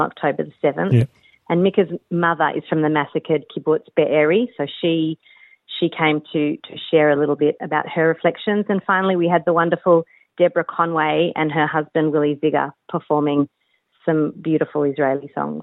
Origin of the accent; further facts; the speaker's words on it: Australia; I born and bred in Australia